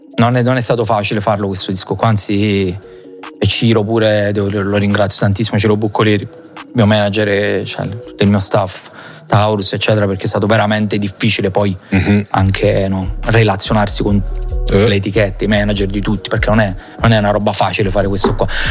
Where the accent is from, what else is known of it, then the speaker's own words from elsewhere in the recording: Salerno, Campania, Italy; sono di Salerno come me